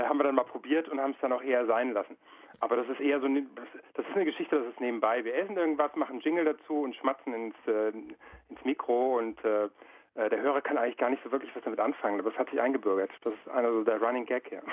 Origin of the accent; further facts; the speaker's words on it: Frankfurt, Hesse, Germany; wir kommen aus Frankfurt